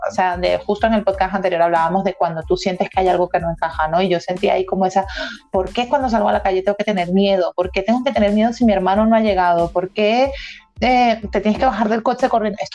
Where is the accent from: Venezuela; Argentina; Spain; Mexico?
Venezuela; moved away; tu identidad está formada porque eres venezolana. De hecho, nosotras conservamos nuestro acento